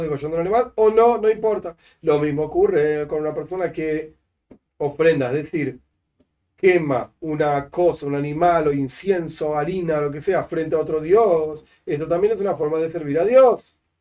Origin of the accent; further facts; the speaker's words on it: Argentina; also born or lived in La Plata; yo soy argentino y vivo acá y voto en octubre junto con todos los argentinos